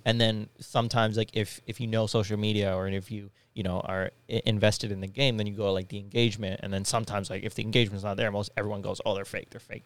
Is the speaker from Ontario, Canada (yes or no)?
no; Winnipeg, Manitoba, Canada; I'm from Winnipeg